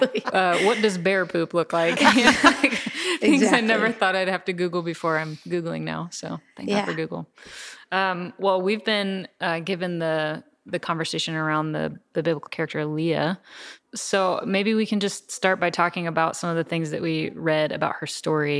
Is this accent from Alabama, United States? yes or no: no; East Tennessee, United States; I'm originally from East Tennessee and moved to Nashville to go to school